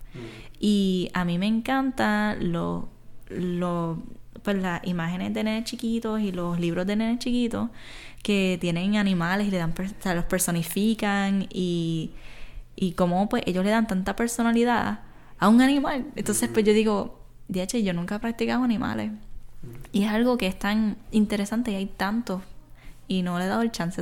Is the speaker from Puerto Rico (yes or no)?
yes; Isabela, Puerto Rico; soy artista de aquí de Puerto Rico, soy de Isabela